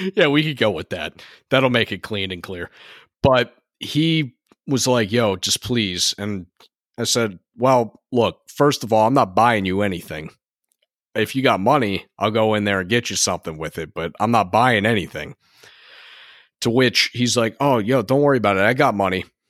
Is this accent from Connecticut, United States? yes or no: yes; Connecticut, United States; we are from Connecticut